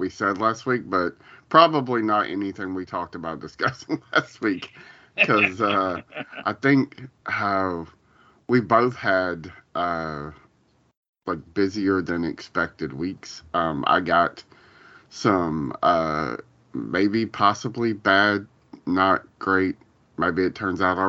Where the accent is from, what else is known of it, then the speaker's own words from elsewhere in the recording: Columbus, Ohio, United States; when I moved from there back to Columbus, my hometown